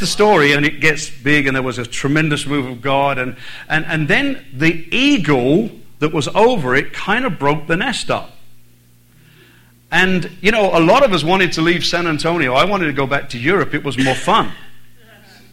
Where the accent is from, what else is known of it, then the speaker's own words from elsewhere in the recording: Ireland; also born or lived in United Kingdom; now in Texas, United States; I was born in Southern Ireland